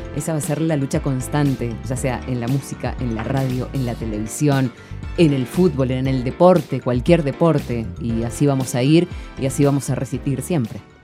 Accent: San Rafael, Mendoza, Argentina; soy, vengo de San Rafael

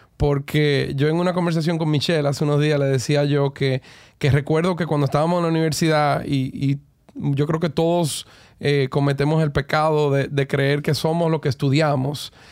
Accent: Cleveland, Ohio, United States; now in Dominican Republic; yo soy uno de los dos dominicanos eh, nacido en Cleveland en toda la historia

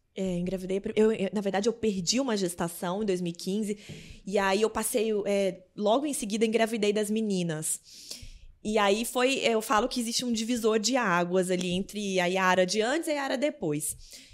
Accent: Lavras, Minas Gerais, Brazil; also born or lived in Belo Horizonte; Eu nasci em BH, mas a maioria do tempo fui criada em Lavras

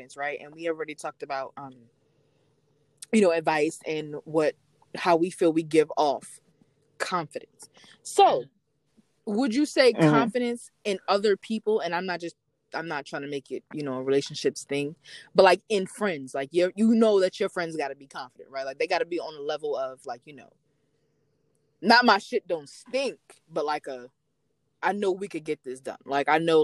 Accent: New York, United States; I'm from New York

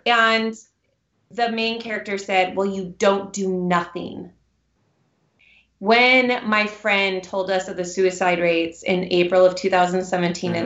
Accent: Newberg, Oregon, United States; also born or lived in Seattle, Washington; I moved here to Oregon when I was young, and my husband and I met at Newberg High School

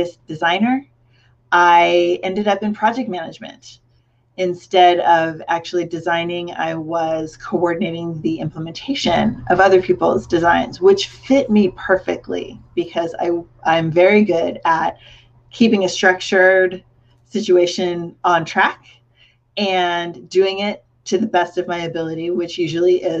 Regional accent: Cupertino, California, United States; when I was growing up in Cupertino, that's the founding birthplace of Apple Computer

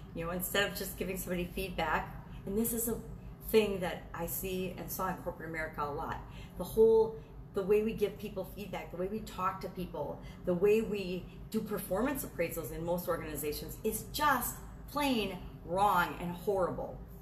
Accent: Wisconsin, United States; I grew up in Wisconsin

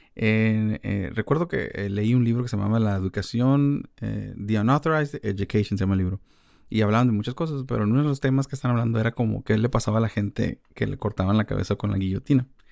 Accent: Mexico; como mexicanos creo que convivimos con la muerte mucho

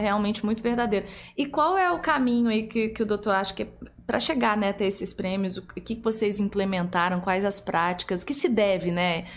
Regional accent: Curitiba, Paraná, Brazil; now in Volta Redonda, Brazil; eu sou de Curitiba, mas já tô aqui há 15 anos

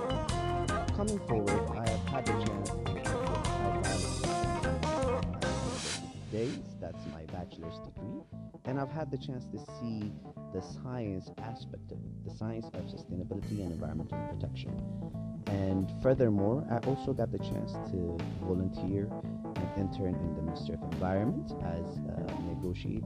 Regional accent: Ethiopia; I am straight from Ethiopia

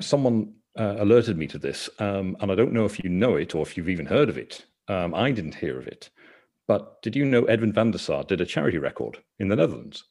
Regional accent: Banbridge, Northern Ireland, United Kingdom; growing up in Banbridge, Northern Ireland

